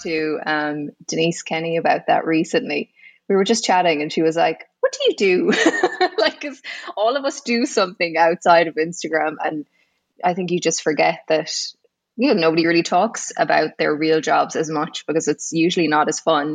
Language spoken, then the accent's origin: English; Galway, Connacht, Ireland; moved away as an adult; now in Saudi Arabia; I'm from Galway originally